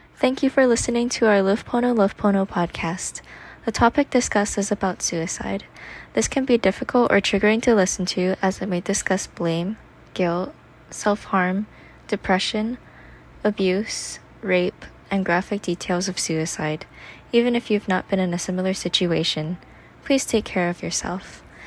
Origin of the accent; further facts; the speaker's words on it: Singapore; moved away as an adult; also born or lived in London / Los Angeles; Born and raised in Singapore, got a full scholarship to read my master's in London